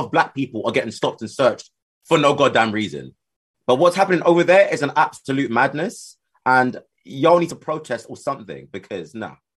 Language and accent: English; United Kingdom; accent: British